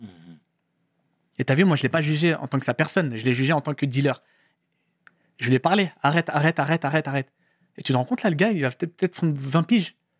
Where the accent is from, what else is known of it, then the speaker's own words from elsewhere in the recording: Paris, Île-de-France, France; je viens de Paris, Paris Centre. D'accord. Je, suis du centre de Paris